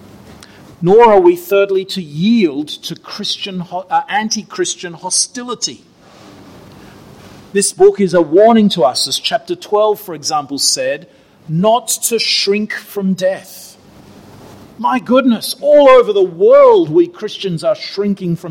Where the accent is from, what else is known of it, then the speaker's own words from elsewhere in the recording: Australia; moved away; Australia, my home country